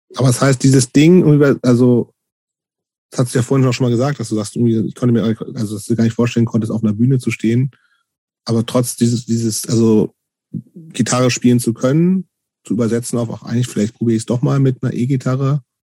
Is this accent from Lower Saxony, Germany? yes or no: yes; near Hanover, Lower Saxony, Germany; Ich bin ja in der Nähe von Hannover groß geworden